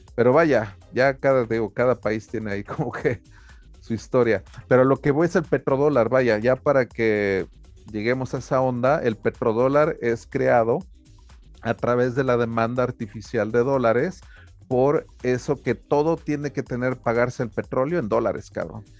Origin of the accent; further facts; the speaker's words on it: Taxco, Guerrero, Mexico; Tasco, por ejemplo, de donde yo me crié